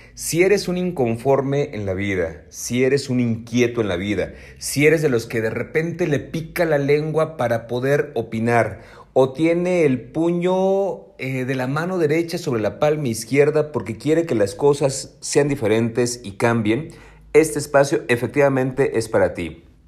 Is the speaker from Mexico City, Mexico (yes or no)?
yes; Mexico City, Mexico; soy chilango de nacimiento